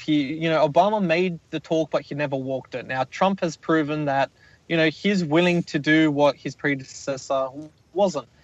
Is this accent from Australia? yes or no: yes; Australia; my home country in Australia